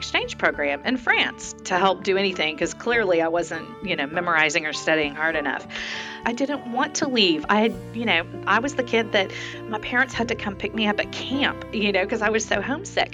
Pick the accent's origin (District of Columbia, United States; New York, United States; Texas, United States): Texas, United States; Dallas; growing up in Dallas